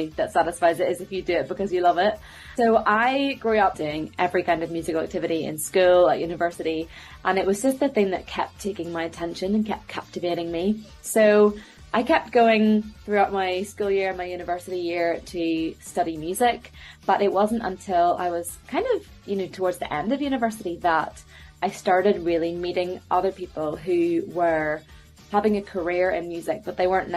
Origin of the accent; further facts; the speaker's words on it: Belfast, Northern Ireland, United Kingdom; now in London, United Kingdom; I'm from Belfast, currently based over in London